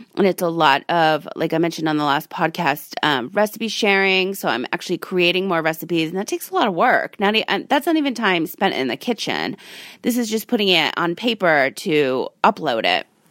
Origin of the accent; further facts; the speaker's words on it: Rhode Island, United States; now in Las Vegas, United States; I'm from Rhode Island